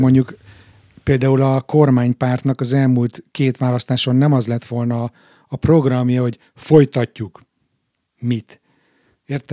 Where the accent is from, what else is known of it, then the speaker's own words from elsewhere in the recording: Hungary; moved away; mi, mint külföldön élő magyarok